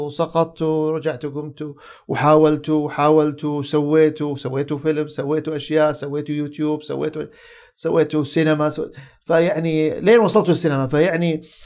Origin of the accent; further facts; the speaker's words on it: Saudi Arabia; عندنا في السعوديه